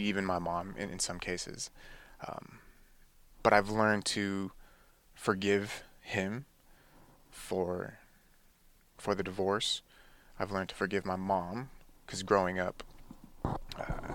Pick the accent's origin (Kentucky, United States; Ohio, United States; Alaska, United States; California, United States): California, United States; Livermore; also born or lived in Oceanside, California; we ended up moving to the Bay Area in the East Bay, so living in Livermore area. And I've been there ever since